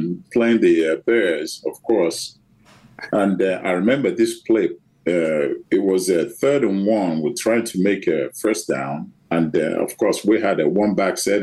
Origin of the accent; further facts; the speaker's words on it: Nigeria; moved away as an adult; I grew up in Nigeria